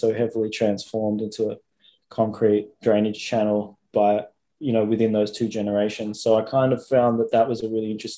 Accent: Melbourne, Victoria, Australia; I'm an artist from Melbourne

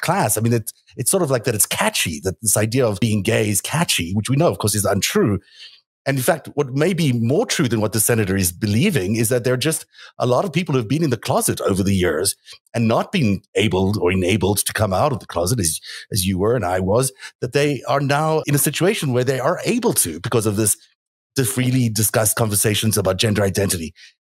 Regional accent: South Africa; I grew up in South Africa where the homosexuality was completely illegal

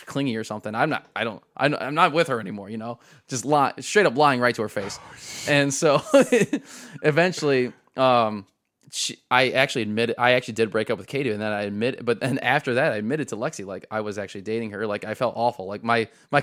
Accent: Tiffin, Ohio, United States; I was born in Tiffin

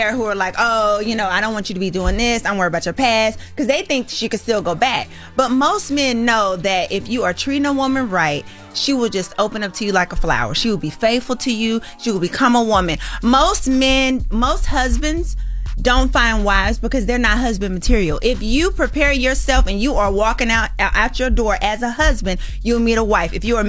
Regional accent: the South, United States; come on, we're from the South, Porsha.

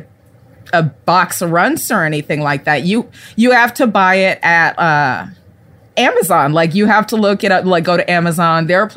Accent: Texas, United States; growing up in South Texas, there weren't a lot of black people.

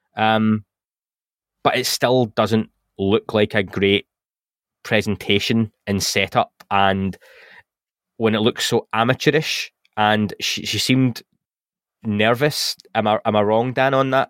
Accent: England, United Kingdom; accent: English; my English accent

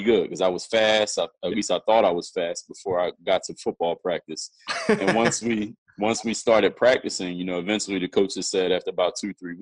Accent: Philadelphia, Pennsylvania, United States; I'm originally from Philadelphia, Pennsylvania. That's where I was born and raised.

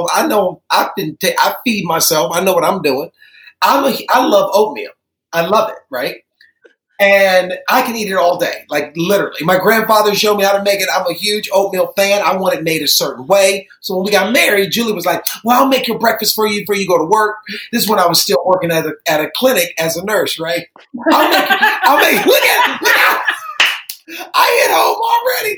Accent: Cleveland, Ohio, United States; moved away; I grew up in Cleveland

